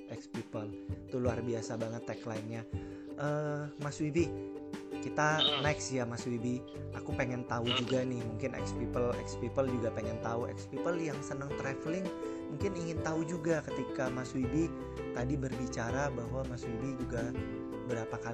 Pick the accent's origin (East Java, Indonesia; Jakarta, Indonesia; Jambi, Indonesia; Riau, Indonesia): Jambi, Indonesia; nanti mampir hmm. ke kampungku ya mas Jambi mas